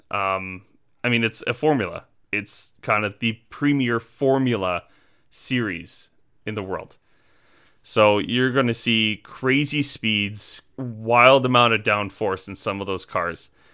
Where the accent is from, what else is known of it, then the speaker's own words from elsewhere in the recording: just outside of Edmonton, Alberta, Canada; moved away as an adult; now in Saskatoon, Canada; I was born and raised just outside of Edmonton